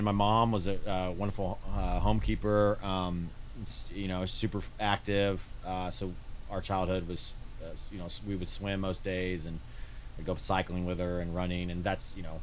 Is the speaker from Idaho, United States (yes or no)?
no; Kansas City, Missouri, United States; I was born and raised in Kansas City, Missouri